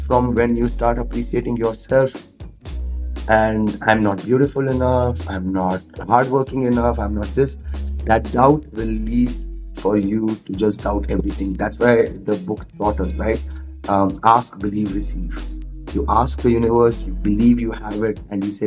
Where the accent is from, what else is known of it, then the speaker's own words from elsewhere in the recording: India; I'm from India